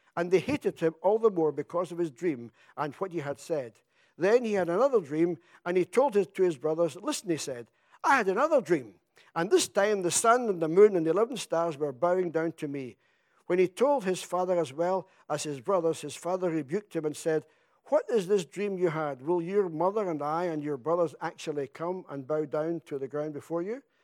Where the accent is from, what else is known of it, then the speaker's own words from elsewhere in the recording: Scotland, United Kingdom; now in England; I come from Scotland